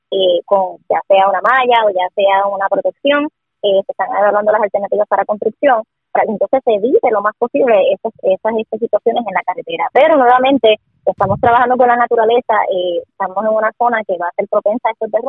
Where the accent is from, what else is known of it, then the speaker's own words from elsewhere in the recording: Sabana Grande, Puerto Rico; mi esposo es de Corozal, así que yo soy también del campo y también soy de Sabana Grande y estoy en el barrio La Torre, en el campo